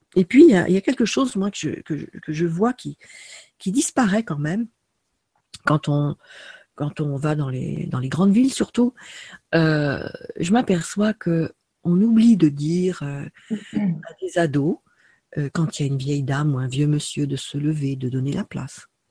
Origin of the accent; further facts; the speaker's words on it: France; Moi, en tant que Française